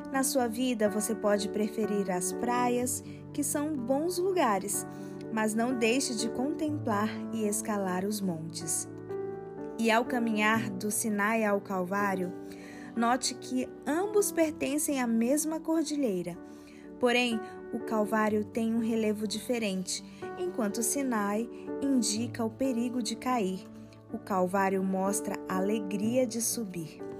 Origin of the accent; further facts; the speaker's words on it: Minas Gerais, Brazil; born there; Sou um homem das montanhas. Nasci em Minas Gerais, que pode ter tido mar há muito tempo, mas não tem mais.